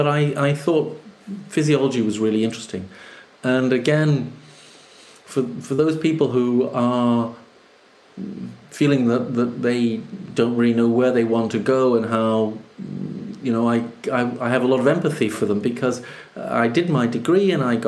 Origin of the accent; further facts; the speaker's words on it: Jamaica; now in United Kingdom; I grew up in Jamaica